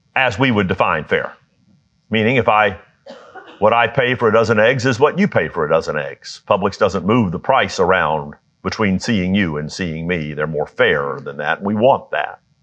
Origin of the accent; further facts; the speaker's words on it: United States; I was born in the United States